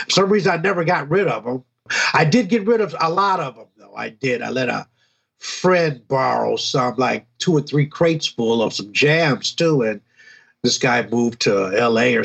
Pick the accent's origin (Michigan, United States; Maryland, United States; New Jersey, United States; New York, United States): Michigan, United States; Detroit; moved away as an adult; also born or lived in Kalamazoo; I moved away from Detroit for about 4 years